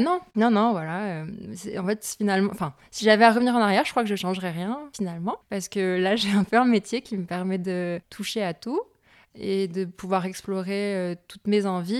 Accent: north of France, France; je viens de la région, enfin, je viens du, du, nord de la France

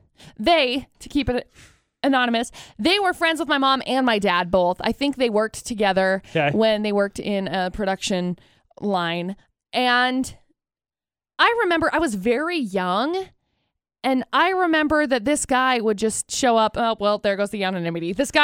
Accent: Brigham City, Utah, United States; I grew up in Brigham City.

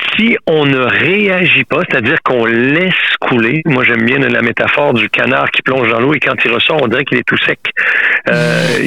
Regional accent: Quebec, Canada; moved away as an adult; now in France; Je suis québécois, ça fait plus de 26 ans que m'étais en France

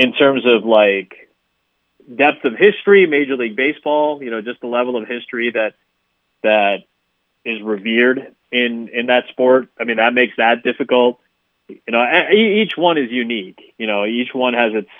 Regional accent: Chicago, Illinois, United States; the Bulls are my hometown team. I grew up with them

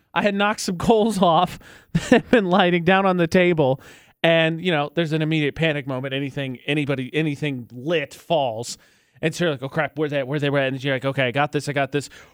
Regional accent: Midwest, United States; moved away; I'm from the Midwest

